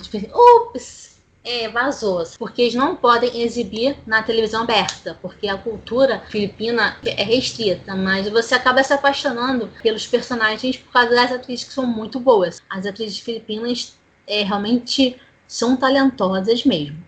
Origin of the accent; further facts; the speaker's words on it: Rio de Janeiro, Brazil; sou do Rio de Janeiro capital